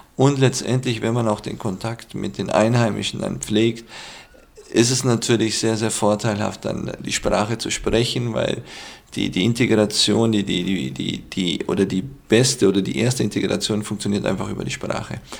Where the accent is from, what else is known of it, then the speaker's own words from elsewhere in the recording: Füssen, Bavaria, Germany; aus Füssen